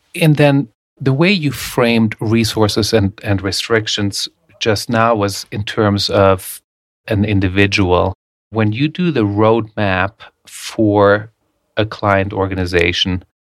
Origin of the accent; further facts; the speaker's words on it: Germany; moved away; I grew up in Germany